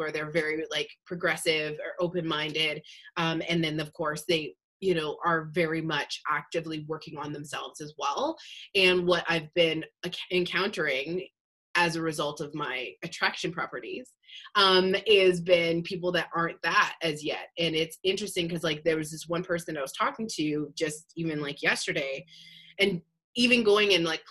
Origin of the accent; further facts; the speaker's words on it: Calgary, Alberta, Canada; also born or lived in Long Beach, California / Los Angeles, California; now in Ontario, Canada; I'm originally from Calgary, Alberta, moved to California.